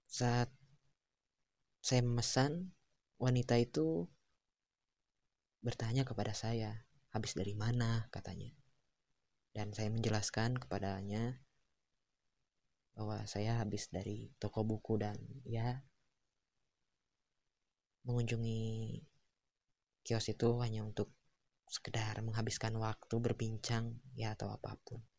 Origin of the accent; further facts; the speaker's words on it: Tasikmalaya, West Java, Indonesia; apalagi saat dia tahu bahwa saya berasal dari Tasikmalaya. Ya, Tasikmalaya dan Ciamis adalah kota yang bertetangga.